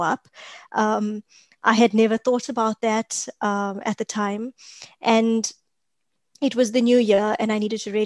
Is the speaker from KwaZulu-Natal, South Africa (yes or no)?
yes; Durban, KwaZulu-Natal, South Africa; moved away as an adult; also born or lived in Phoenix / Pinetown / Johannesburg; I'm from Durban, South Africa. I actually grew up in a bit of both Phoenix as a community and Lanesia. I spent a lot of my childhood there.